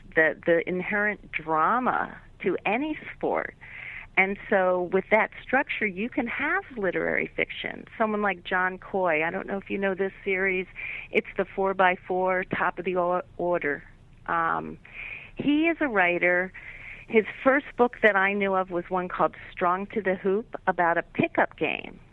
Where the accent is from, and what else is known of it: Philadelphia, Pennsylvania, United States; born or raised there